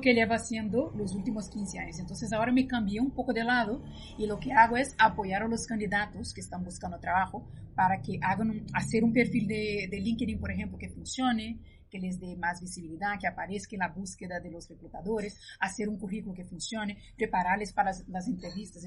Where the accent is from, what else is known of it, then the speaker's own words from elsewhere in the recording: Brazil; moved away as an adult; also born or lived in Spain; yo soy de Brasil, estudié allí, trabajé un par de años y luego me mudé a España y he vivido durante 15 años en España